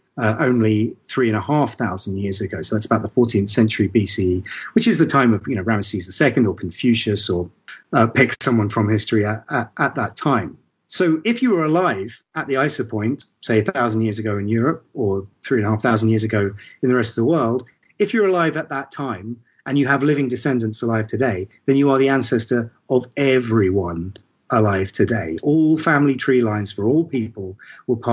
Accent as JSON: {"language": "English", "town": "Ipswich", "region": "East of England", "country": "United Kingdom", "tie": "born or raised there", "said": "I was born in Ipswich"}